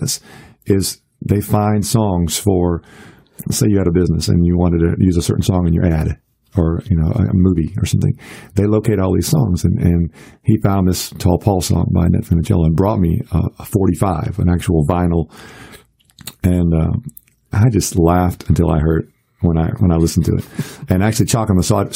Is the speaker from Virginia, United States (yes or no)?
yes; Virginia Beach, Virginia, United States; moved away as an adult; also born or lived in Ohio / North Carolina; now in Nashville, United States; grew up in Virginia Beach